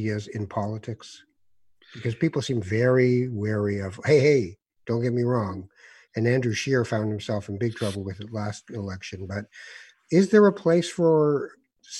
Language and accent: English; Morocco; moved away; I'm from Morocco